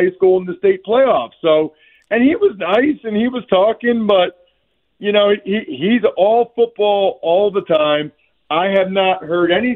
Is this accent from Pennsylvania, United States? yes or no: yes; Reading, Pennsylvania, United States; I'm an Eastern Pennsylvania guy. I'm from Redding